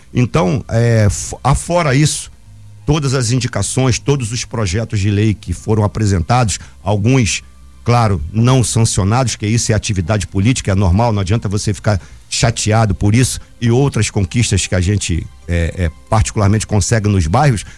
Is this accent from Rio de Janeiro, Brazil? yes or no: yes; Angra dos Reis, Rio de Janeiro, Brazil; Praia Grande de Araçatiba, que eu mando um grande abraço pra minha terra